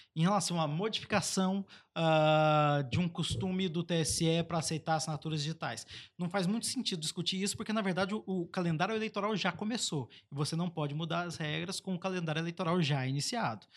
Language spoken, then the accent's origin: Portuguese; Baixada Fluminense, Rio de Janeiro, Brazil; a Baixada Fluminense, o Aruanan 3, a gente saiu da pobreza e a pobreza não saiu da gente